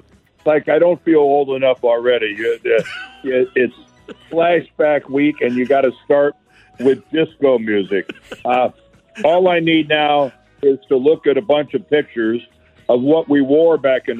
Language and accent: English; Northeast Ohio, United States; moved away as an adult; also born or lived in Ann Arbor, Michigan; now in St. Louis, United States; I grew up in Northeast Ohio.